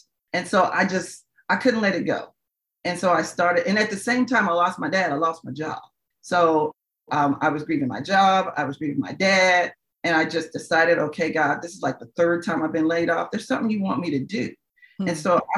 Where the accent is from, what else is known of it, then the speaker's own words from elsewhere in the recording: Indianapolis, Indiana, United States; my hometown of Indianapolis